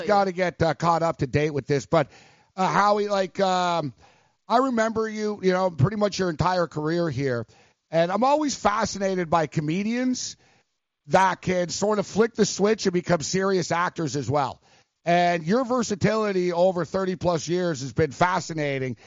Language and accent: English; Montreal, Quebec, Canada; now in New York, United States; I'm actually from Montreal